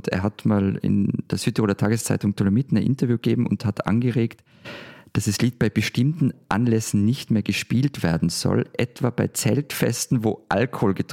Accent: Austria

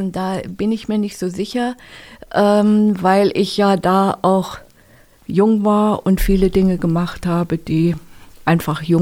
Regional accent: Germany; ich bin ja geboren in der sowjetischen Besatzungszone. Mhm bin dann aufgewachsen im Aufschwung der DDR

